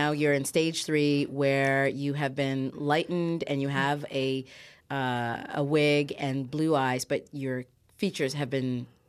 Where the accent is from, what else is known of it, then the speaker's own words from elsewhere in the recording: Newmarket, Ontario, Canada; also born or lived in Ghana; I grew up in Newmarket, so I get it.